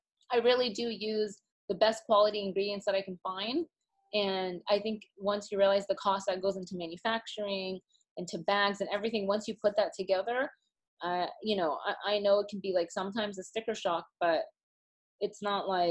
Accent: Austin, Texas, United States; now in New York, United States; I live in New York, but I was born and raised in Texas

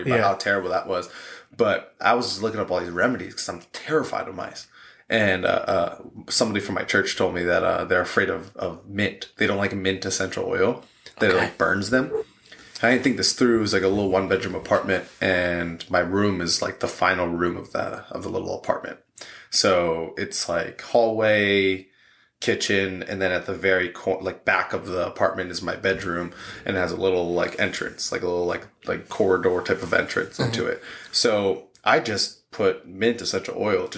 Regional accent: New York, United States; moved away; Growing up in New York

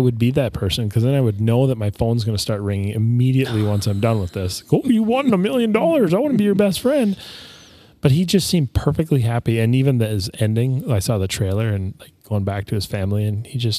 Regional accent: Minnesota, United States; About as a Minnesotan mm-hmm. as you can get.

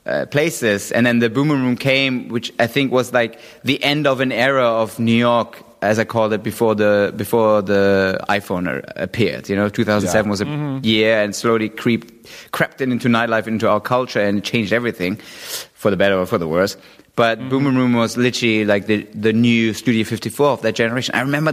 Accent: London, United Kingdom; I was 25 years old. I was a kid from London

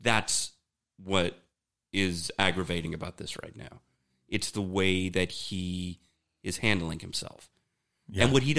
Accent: Germany; Right, we're from Germany. We go over there in Berlin.

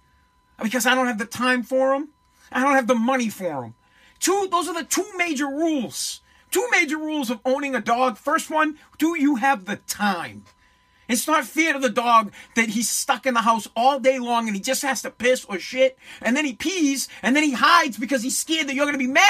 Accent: Boston, Massachusetts, United States; I am from Boston

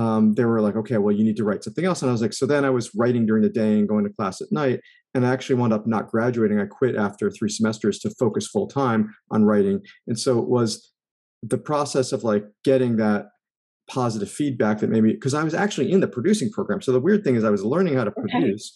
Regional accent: East Coast, United States; I grew up on the East Coast

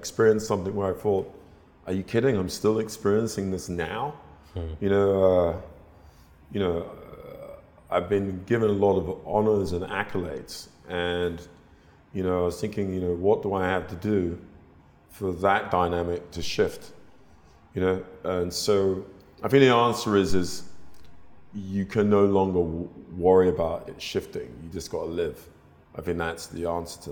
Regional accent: London, United Kingdom; I was brought up in North London

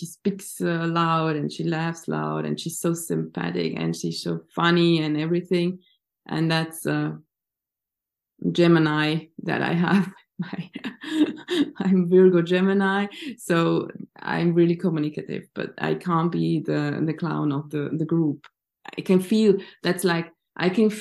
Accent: Switzerland; I grew up in Switzerland.

